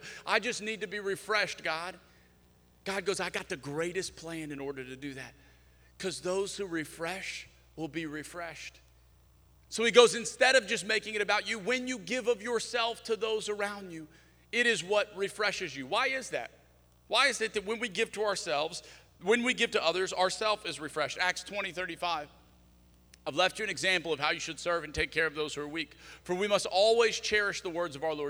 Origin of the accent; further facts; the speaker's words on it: South Louisiana, United States; moved away; I'm from South Louisiana